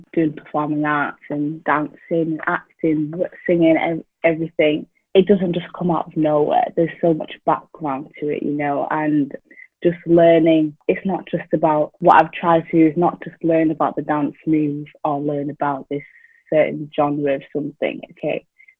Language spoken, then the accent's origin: English; Doncaster, Yorkshire and the Humber, United Kingdom; also born or lived in Wales; So I am originally from Zimbabwe. I was born here in a small town called Doncaster. So yeah, I've grown up here. However, my parents and family have come from Zimbabwe.